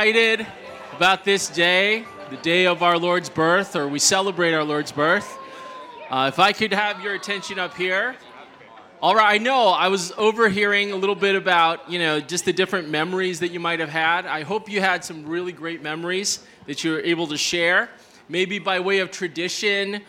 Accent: Toledo, Ohio, United States; I grew up in Toledo, Ohio

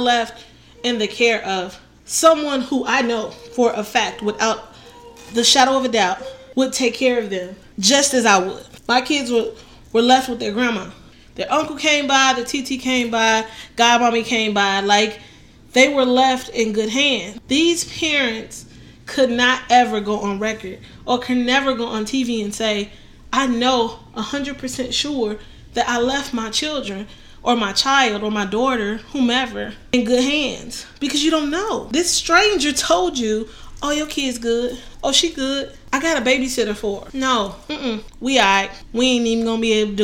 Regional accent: Chicago, Illinois, United States; I'm from Chicago

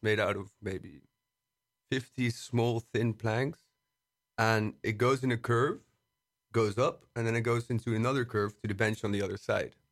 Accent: Brussels, Brussels-Capital Region, Belgium; moved away as an adult; now in Amsterdam, Netherlands; I'm from Brussels. Uh, I've started living here in Amsterdam for, uh, la-, last year

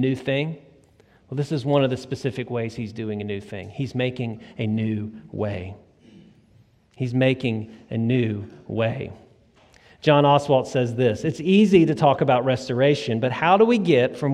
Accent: West Feliciana Parish, Louisiana, United States; now in Claiborne County, Mississippi, United States; growing up in West Feliciana Parish in Louisiana, and now I've spent a little bit more time here in Claiborne County, Mississippi

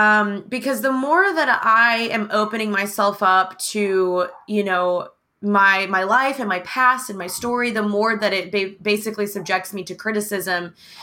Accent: the South, United States; growing up in the South and growing up in America and growing up in mainly predominantly white surroundings.

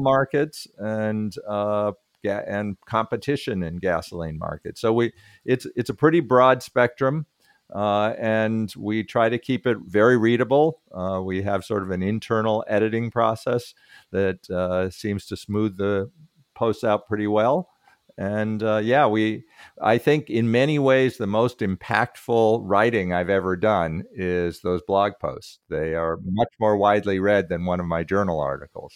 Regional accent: Berkeley, California, United States; also born or lived in Minnesota / Massachusetts; I grew up in Berkeley

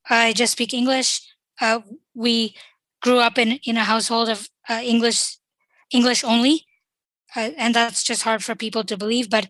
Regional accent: Qatar; born there; my parents lived in Qatar uh, when, uh, and I was born there, and we immigrated from there here.

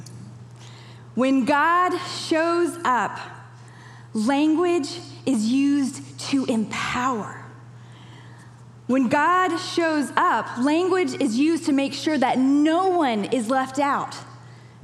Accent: Kenya; moved away; I even remember growing up in Kenya

